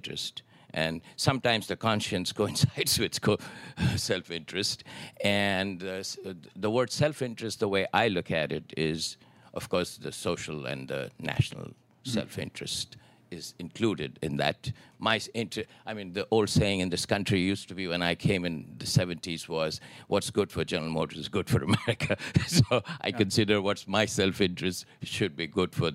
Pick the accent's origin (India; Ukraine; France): India; moved away; we were born and brought up in India